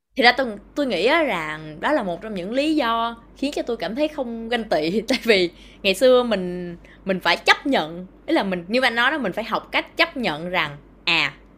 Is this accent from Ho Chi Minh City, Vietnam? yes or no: yes; Ho Chi Minh City, Vietnam; tôi ở thành phố Hồ Chí Minh